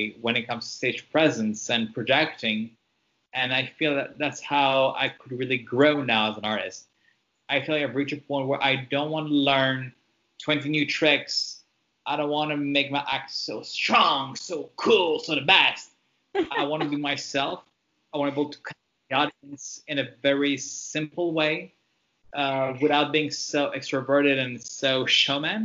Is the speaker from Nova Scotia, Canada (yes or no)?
no; Montreal, Quebec, Canada; first language French; English is a second language; I grew up in Montreal in the city